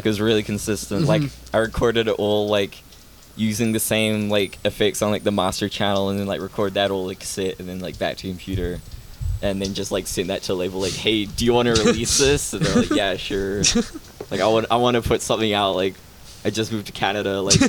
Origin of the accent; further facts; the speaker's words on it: New Zealand; accent: New Zealand; Cuz like I became super like conscious of my New Zealand accent